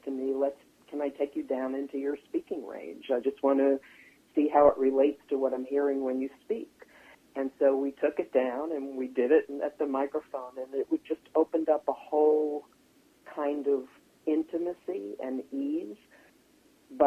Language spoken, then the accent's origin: English; Long Island, New York, United States; accent: East Coast; also born or lived in Manhattan, New York; I was born in Manhattan, and I grew up on Long Island